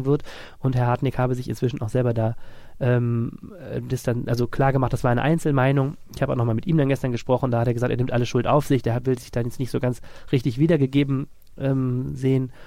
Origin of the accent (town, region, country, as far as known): Germany